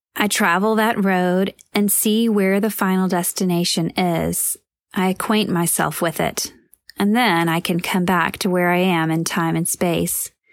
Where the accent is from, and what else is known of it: near Lizella, Georgia, United States; born or raised there